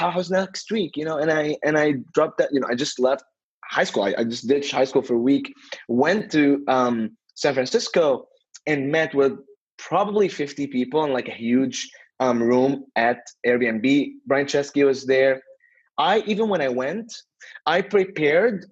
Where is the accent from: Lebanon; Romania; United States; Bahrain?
Lebanon; Beirut, Beirut Governorate; I'm originally from Beirut, Lebanon